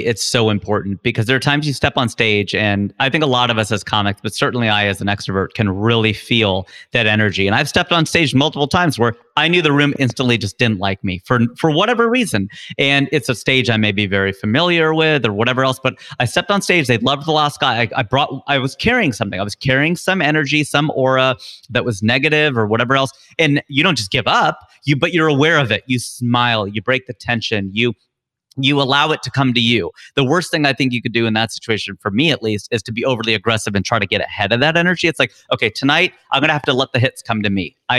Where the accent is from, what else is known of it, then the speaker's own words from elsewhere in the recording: Midwest, United States; We grew up in the Midwest. It's like there's tornado watches and warnings.